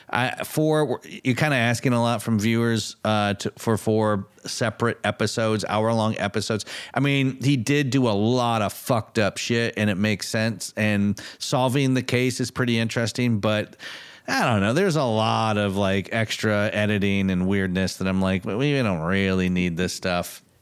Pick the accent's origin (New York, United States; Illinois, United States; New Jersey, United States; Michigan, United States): Michigan, United States; growing up in Michigan